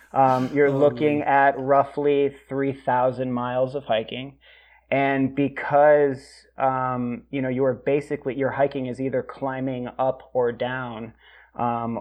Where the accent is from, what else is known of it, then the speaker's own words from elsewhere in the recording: Worcester, Massachusetts, United States; I grew up in Worcester, Massachusetts